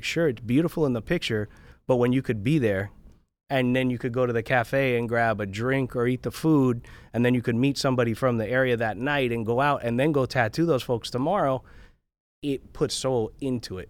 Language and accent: English; South Florida, United States; I grew up in, uh, in South Florida. I grew up right on County Line Road between Dade and Broward.